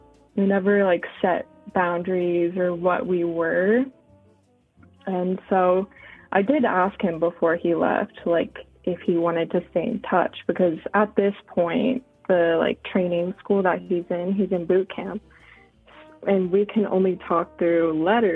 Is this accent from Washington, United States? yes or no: yes; Washington, United States; moved away as an adult; now in Utah, United States; I'm originally from Washington State, and so I'm going to school in Utah